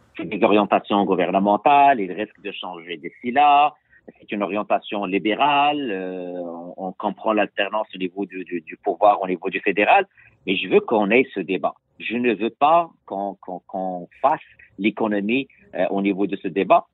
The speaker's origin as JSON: {"language": "French", "region": "Quebec", "country": "Canada"}